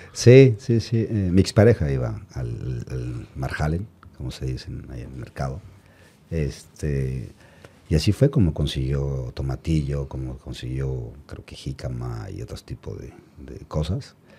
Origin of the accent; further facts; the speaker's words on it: Mexico; somos los mexicanos, tenemos carácter